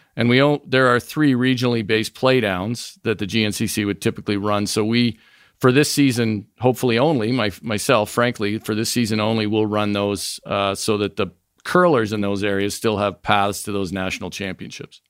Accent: Niagara Falls, Ontario, Canada; moved away as an adult; also born or lived in North Vancouver / Montreal / New York City / Michigan; now in United States; I grew up in the Falls, was born in North Vancouver, actually

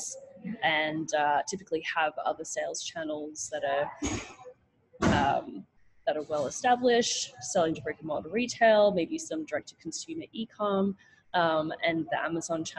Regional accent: Australia; moved away as an adult; also born or lived in New York, United States; I'm from Australia

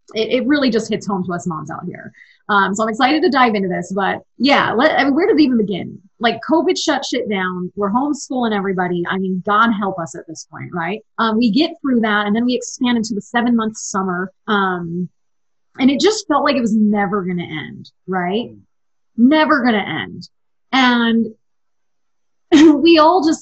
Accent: East Coast, United States; now in Utah, United States; I'm from the East Coast. We grew up going to Disney World

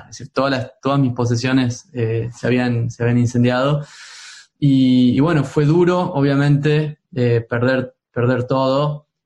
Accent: Tucumán, Argentina; moved away; also born or lived in Spain / United States; Bueno, como sabrás, yo soy de Tucumán. Eh, mi infancia me la pasé yendo a las montañas, en las yungas tucumanas, eh, donde

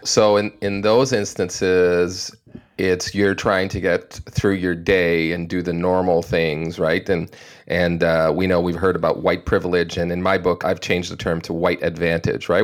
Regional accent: Canada; as a Canadian

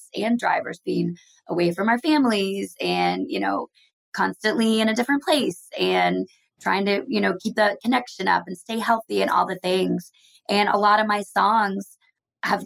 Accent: Texas, United States; moved away as an adult; also born or lived in Oklahoma / Dallas, Texas / Los Angeles, California; now in Nashville, United States; I'm from Texas by way of Oklahoma

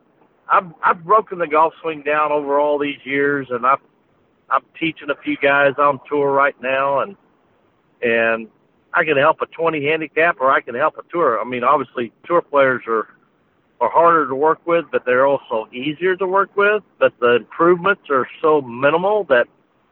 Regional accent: Illinois, United States; moved away as an adult; I'm living back where I grew up in Illinois

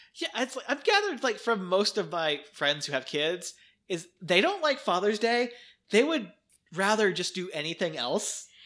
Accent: United States; as an American

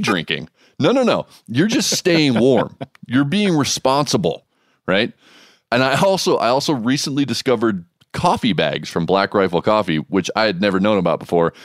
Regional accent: Hawaii, United States; moved away; where I grew up in Hawaii

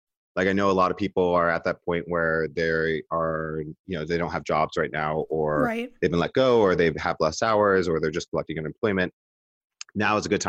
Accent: New York City, New York, United States; I'm Puerto Rican. I'm from the Bronx.

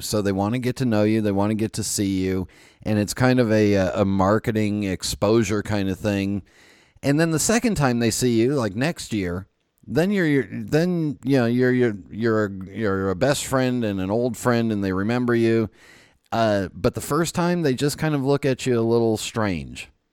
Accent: California, United States; moved away; also born or lived in East Coast; I grew up in California where flip flops were thongs

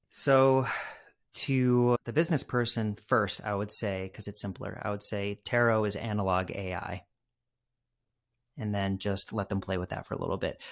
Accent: Massachusetts, United States; growing up in Massachusetts

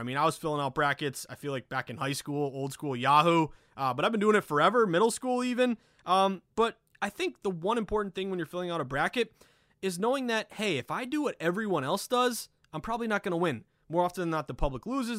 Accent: Lanesboro, Massachusetts, United States; I'm born and raised New Englander. I grew up in Western Mass, the Berkshires, tiny town called Lanesboro.

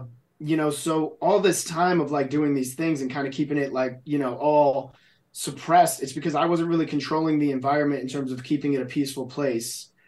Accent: New Jersey, United States; growing up in New Jersey, like there's, you know, it's tough, right?

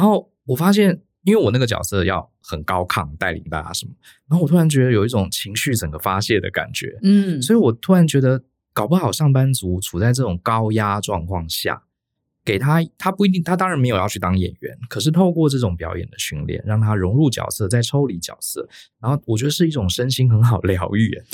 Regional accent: Taiwan; 我们台湾人跟欧美的人比起来，我们表达上真的是比较一板一眼

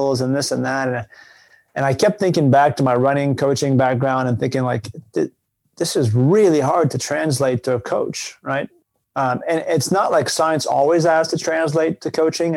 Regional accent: Canada; moved away as an adult; I'm from Canada originally

